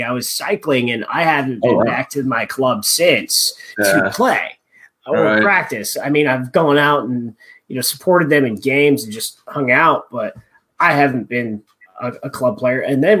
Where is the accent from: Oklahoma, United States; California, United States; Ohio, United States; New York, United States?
California, United States; La Verne; A place called Laverne. But interestingly, there's Eastern LA County.